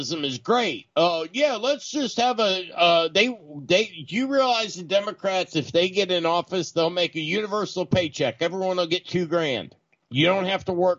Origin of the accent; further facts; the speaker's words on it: United States; I'm an American